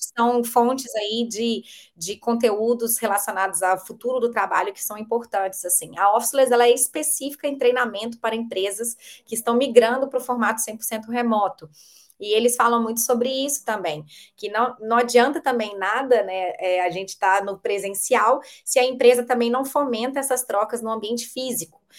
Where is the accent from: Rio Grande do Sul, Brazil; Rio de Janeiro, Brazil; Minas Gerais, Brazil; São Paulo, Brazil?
Minas Gerais, Brazil; Belo Horizonte; eu sou de Belo Horizonte mineirinha